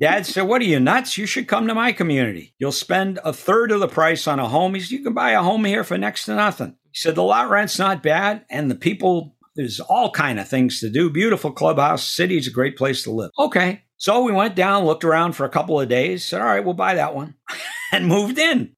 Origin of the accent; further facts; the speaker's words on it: Auburn, Massachusetts, United States; moved away; growing up in Auburn, Massachusetts.